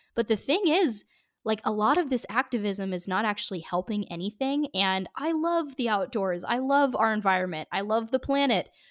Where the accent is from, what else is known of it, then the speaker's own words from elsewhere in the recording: Portland, Oregon, United States; I grew up in Portland